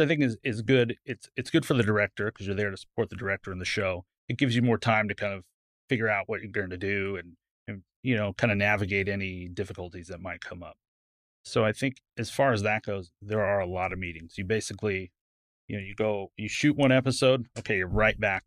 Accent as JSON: {"language": "English", "region": "California", "country": "United States", "tie": "born or raised there", "moved": "yes", "lives_now": "Dallas, United States", "said": "I grew up in California."}